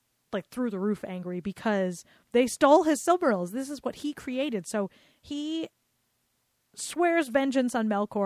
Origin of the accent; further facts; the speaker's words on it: Rhode Island, United States; accent: Rhode Island; my Rhode Island accent